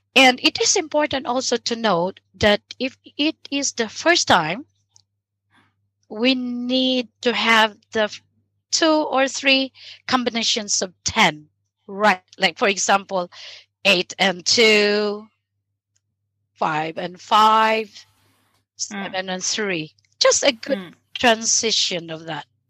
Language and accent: English; Philippines; moved away as an adult; also born or lived in Sweden; now in Lund, Sweden; my home country, which is the Philippines.